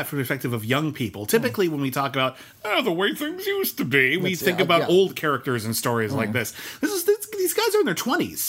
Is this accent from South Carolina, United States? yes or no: no; Southern California, United States; I guess it's in Northern California because we're from Southern California and it doesn't.